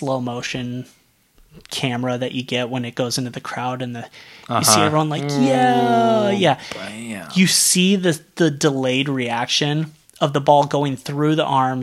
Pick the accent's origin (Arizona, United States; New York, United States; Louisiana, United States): Arizona, United States; I'm from Arizona.